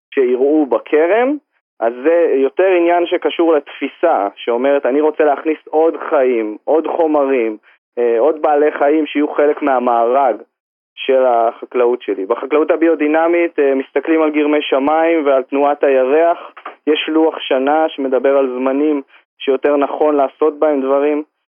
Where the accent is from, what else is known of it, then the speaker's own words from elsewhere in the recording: Harashim, Northern District, Israel; אני פה נולדתי בחרשים בתוך אה, יישוב אה, קטן, בתוך הטבע, צמוד לשמורת טבע